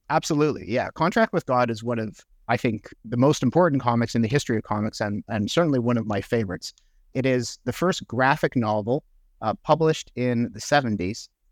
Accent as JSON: {"language": "English", "town": "Montreal", "region": "Quebec", "country": "Canada", "tie": "born or raised there", "also_born_or_lived": "Sackville, New Brunswick / Toronto", "first_language": "English", "moved": "as an adult", "said": "I grew up English in Montreal in the eighties and nineties."}